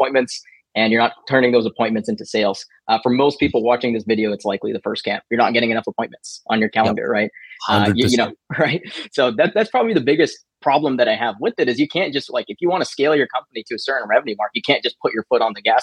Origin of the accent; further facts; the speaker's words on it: Canada; I'm from Canada